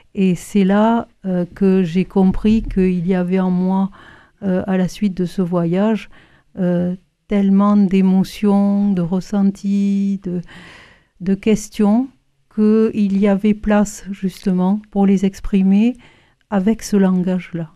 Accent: Toulouse, Occitania, France; je suis toulousaine

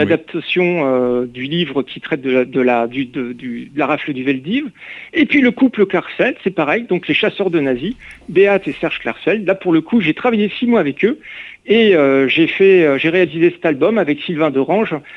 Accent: Reims, Grand Est, France; now in Saint-Malo, France; quand je rentrais chez moi à Reims

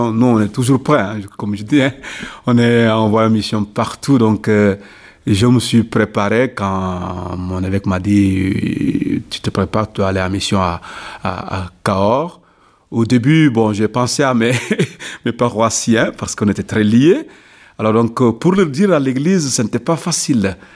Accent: Casamance, Senegal; c'était pas facile de, faire, cette rupture avec euh, euh, mon pays d'origine. Mais je dis que c'est le Seigneur qui appelle. Donc quand on est, on est prêtre, on est appelé à aller partout. Donc il y a un besoin ici. Donc euh, je dis, bon, je ne suis pas ordonné uniquement pour rester au Sénégal, en Casamance.

